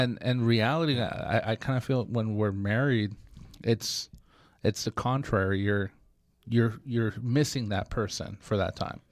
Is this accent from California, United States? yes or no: yes; Bay Area, California, United States; now in Sacramento, United States; I grew up in the Bay Area